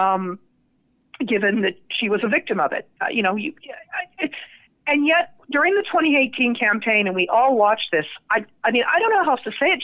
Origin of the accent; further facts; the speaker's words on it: Nevada, United States; my home state of Nevada